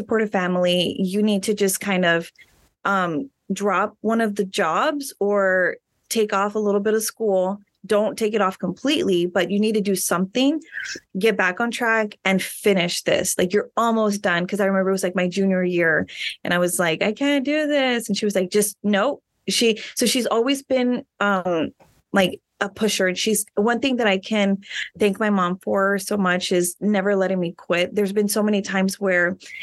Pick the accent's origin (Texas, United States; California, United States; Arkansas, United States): Texas, United States; Rio Grande City; moved away as an adult; now in San Antonio, United States; I am from Rio Grande City. So I went to Rio Grande City High School